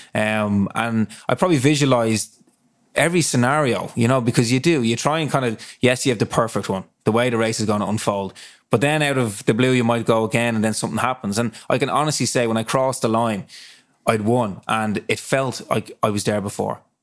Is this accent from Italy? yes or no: no; Dublin, Leinster, Ireland; I was raised up in Ballintear, um, and my house literally is on, my parents' house is on Ludford Road